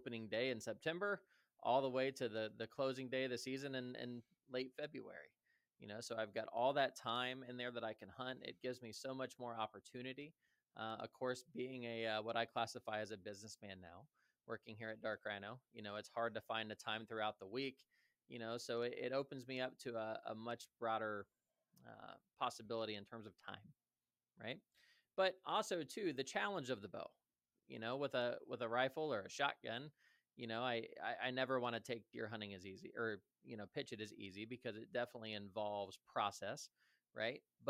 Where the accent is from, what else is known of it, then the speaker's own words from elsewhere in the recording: Columbus, Ohio, United States; I was raised here in Columbus, Ohio.